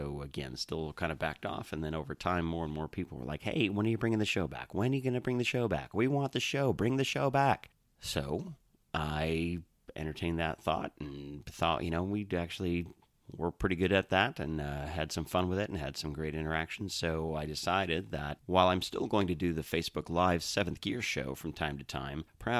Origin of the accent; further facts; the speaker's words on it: Milwaukee, Wisconsin, United States; I grew up just outside of Milwaukee, Wisconsin, so home track pretty much at that point was State Fair Park in Milwaukee.